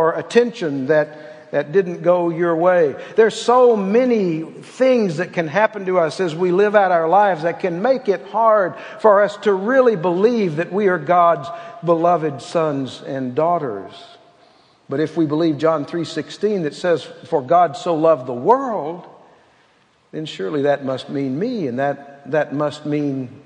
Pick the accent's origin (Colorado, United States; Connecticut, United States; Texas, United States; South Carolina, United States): Texas, United States; I was born in Texas